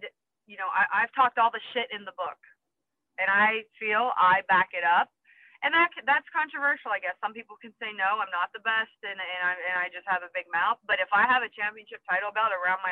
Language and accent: English; Pittsburgh, Pennsylvania, United States; I'm from Pittsburgh, so I call it pop